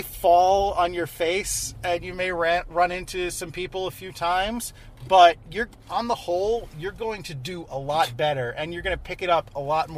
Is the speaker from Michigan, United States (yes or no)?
no; New York, United States; I'm a New Yorker